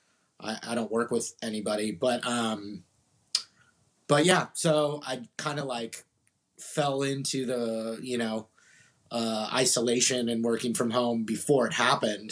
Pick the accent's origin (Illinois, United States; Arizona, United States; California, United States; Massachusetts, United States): California, United States; Orange County; moved away as an adult; now in San Marcos, United States; I grew up in Orange County, north of San Diego.